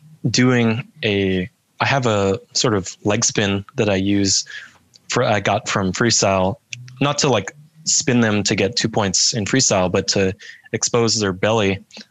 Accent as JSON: {"language": "English", "country": "United States", "tie": "born or raised there", "said": "I was born in America and then I got my Canadian citizenship through my mom from Canada."}